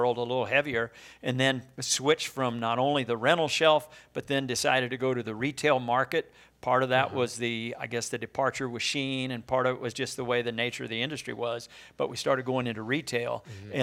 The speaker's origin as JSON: {"language": "English", "town": "Bloomsdale", "region": "Missouri", "country": "United States", "tie": "born or raised there", "said": "We grew up down down in Bloomsdale"}